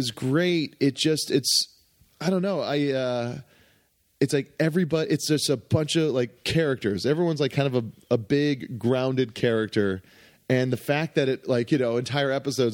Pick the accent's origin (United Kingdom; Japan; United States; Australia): United States; Hawaii; moved away; also born or lived in California; I grew up in Hawaii